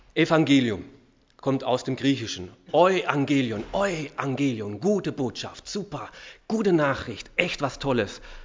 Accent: Austria; uns Österreichern

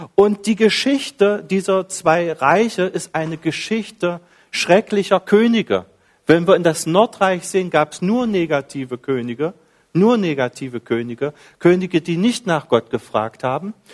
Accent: Dessau, Saxony-Anhalt, Germany; moved away as an adult; also born or lived in Carinthia, Austria; now in Villach, Austria; ich bin ein Ossi, äh, Ostdeutschland, ganz in der Nähe von der Lutherstadt Wittenberg, 20 Kilometer davon, da liegt die Stadt Dessau

